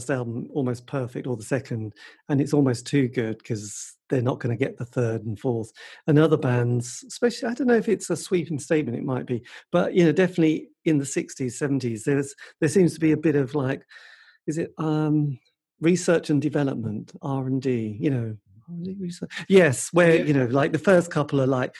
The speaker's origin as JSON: {"language": "English", "region": "England", "country": "United Kingdom", "said": "we're English people"}